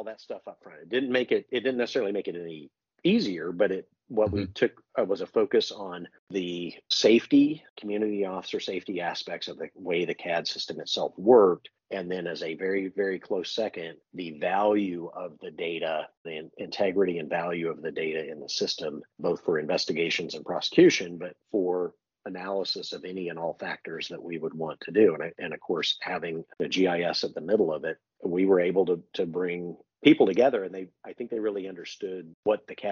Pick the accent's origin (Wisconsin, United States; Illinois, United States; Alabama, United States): Illinois, United States; Champaign; moved away; also born or lived in San Diego, California / Redlands, California; I grew up in Champaign, Illinois, just outside of Champaign